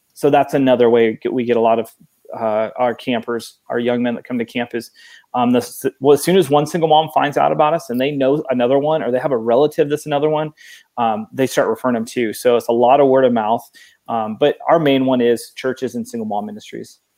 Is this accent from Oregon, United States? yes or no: yes; Oregon, United States; moved away as an adult; now in Texas, United States; I, I, was born and raised in Oregon, 39 years